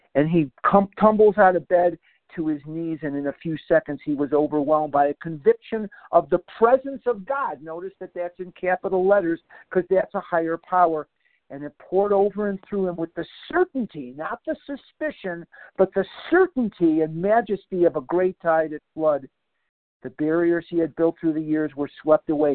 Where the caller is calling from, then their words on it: Scottsdale, Arizona, United States; I'm from Scottsdale, but I'm actually calling from Albuquerque, New Mexico this morning.